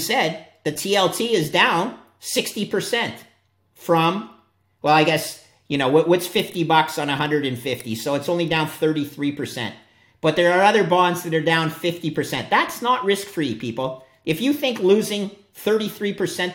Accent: Canada; also born or lived in upstate New York; I'm a Canadian.

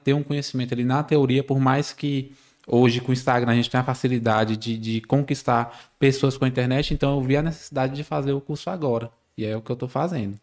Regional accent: Barreiras, Bahia, Brazil; nascido e criado aqui em Barreiras

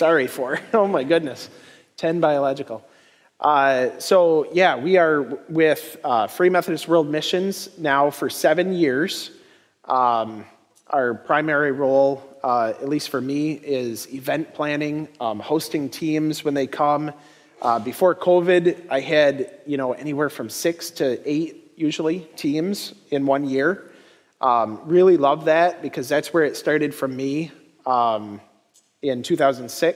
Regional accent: Bad Axe, Michigan, United States; I'm from Bad Axe, Michigan

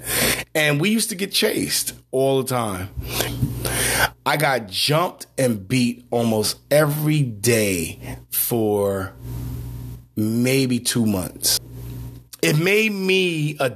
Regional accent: New York City, New York, United States; Growing up in Brownsville, Brooklyn, I heard gunshots every night

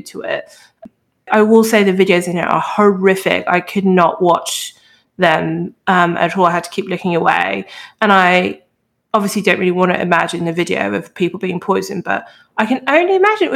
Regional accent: United Kingdom; I'm British

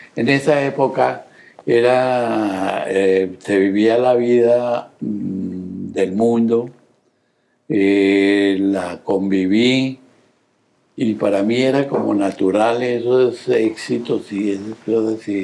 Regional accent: Bogotá, Colombia; nací en Bogotá, Colombia

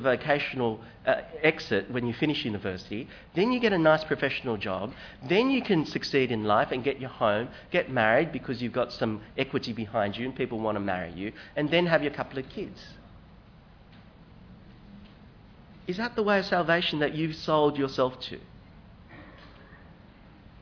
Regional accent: Hong Kong; now in Australia; I come from Hong Kong

